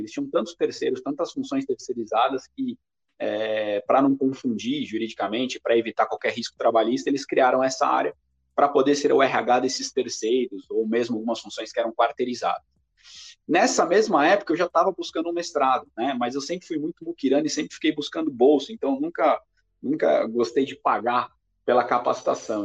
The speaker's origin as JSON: {"language": "Portuguese", "region": "São Paulo", "country": "Brazil", "tie": "born or raised there", "also_born_or_lived": "Cabreúva", "said": "nascido e criado na zona leste de São Paulo, mais especificamente no bairro do Tatuapé"}